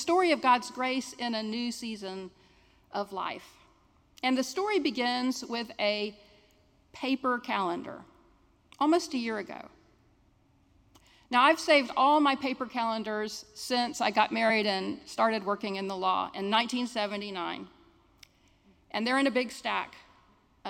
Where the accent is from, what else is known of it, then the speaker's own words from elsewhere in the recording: Jacksonville, Florida, United States; I'm a Jacksonville native. I grew up in San Marco